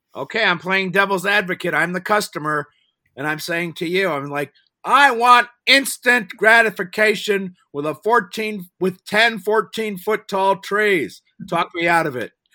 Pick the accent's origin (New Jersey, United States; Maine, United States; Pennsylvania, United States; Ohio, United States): Ohio, United States; Cleveland; now in Pittsburgh, United States; I grew up in the same area